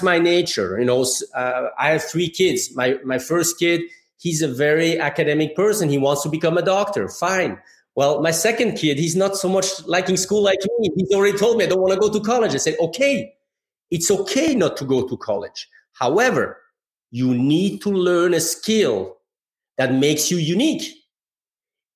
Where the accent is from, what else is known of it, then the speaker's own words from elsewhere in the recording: Geneva, Switzerland; moved away as an adult; now in Michigan, United States; I grew up in Geneva, Switzerland